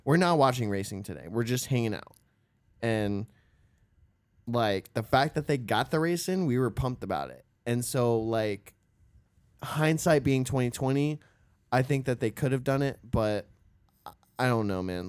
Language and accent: English; Florida, United States; we are from Florida